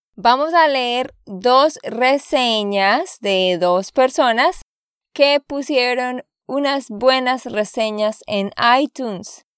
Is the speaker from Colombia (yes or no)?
yes; Santander, Colombia; de Santander, Colombia